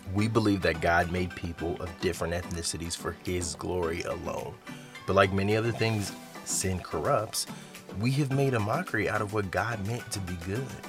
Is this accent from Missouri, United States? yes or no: yes; Kansas City, Missouri, United States; I'm from Kansas City